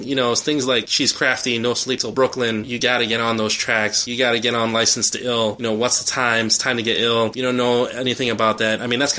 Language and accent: English; Philippines; I kind of have to support the … because I'm Filipino, they're Filipino